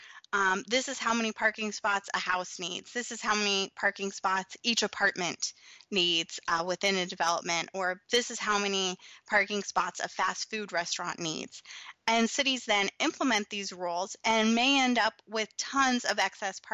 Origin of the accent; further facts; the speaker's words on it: Colorado, United States; my hometown in Colorado